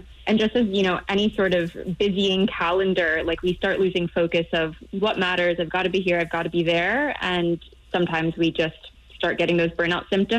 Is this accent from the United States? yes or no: yes; United States; accent: American; now in Europe; I'm American. The accent gives me away, but I actually live in Europe.